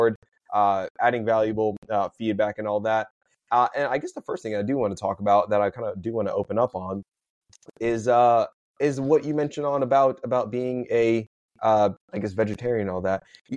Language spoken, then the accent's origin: English; United States; I'm American born, but my mom, I'm Puerto Rican, Chinese